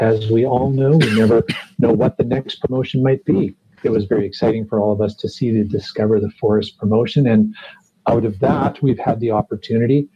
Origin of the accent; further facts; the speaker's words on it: Canada; I'm Canadian